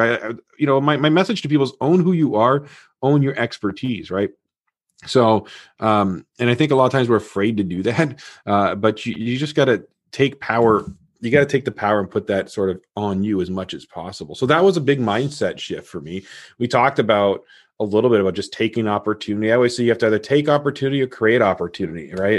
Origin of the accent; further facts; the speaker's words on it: Toronto, Ontario, Canada; I was born in Toronto, Canada